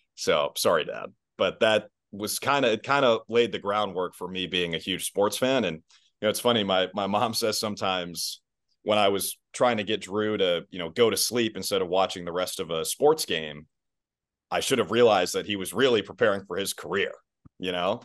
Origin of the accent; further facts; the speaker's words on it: Minnesota, United States; moved away as an adult; also born or lived in Syracuse, New York / Alabama; now in Boston, United States; I am from Minnesota, that's where I grew up, right outside the Twin Cities